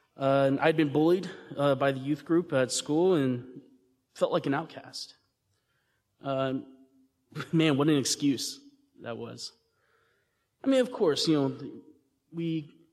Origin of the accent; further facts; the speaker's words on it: Texas, United States; I was raised here in Texas